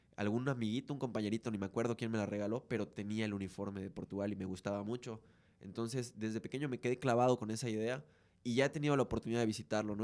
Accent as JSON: {"language": "Spanish", "country": "Mexico", "said": "En esta burbuja cultural que tenemos como mexicanos"}